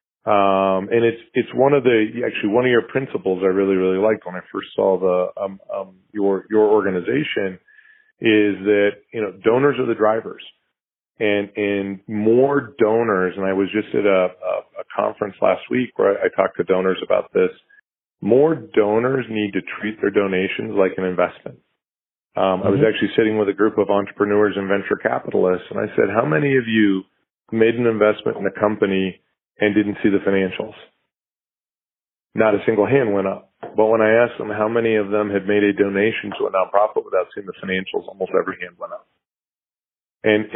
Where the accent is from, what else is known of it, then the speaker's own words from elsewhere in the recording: United States; as an American